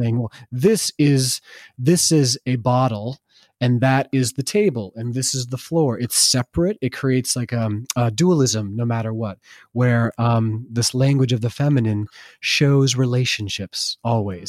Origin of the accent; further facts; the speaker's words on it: Vermont, United States; I grew up in Vermont